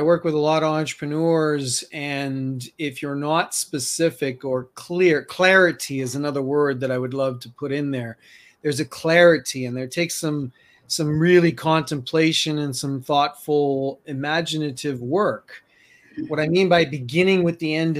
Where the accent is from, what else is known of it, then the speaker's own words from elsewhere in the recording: New York City, New York, United States; now in Colorado, United States; I'm from New York City